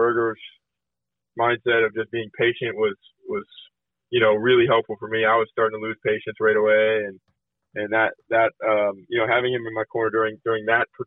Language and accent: English; United States; being an American tennis player